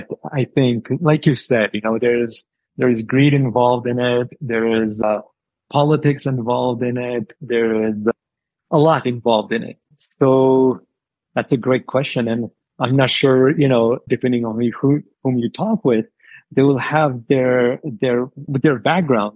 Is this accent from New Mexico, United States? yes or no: yes; New Mexico, United States; born or raised there; also born or lived in India